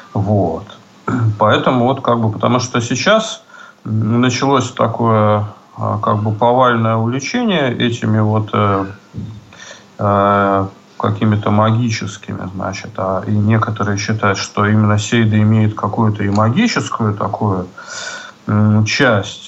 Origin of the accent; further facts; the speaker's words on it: Saint Petersburg, Russia; в родном городе, ну, в нашем случае это в Петербурге